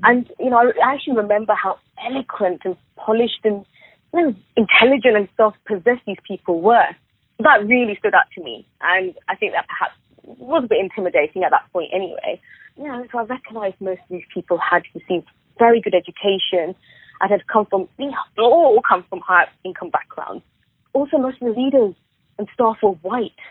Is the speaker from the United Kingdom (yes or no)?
yes; Southall, London, United Kingdom; I grew up going to below average schools in a predominantly poor Indian area, which is Southall.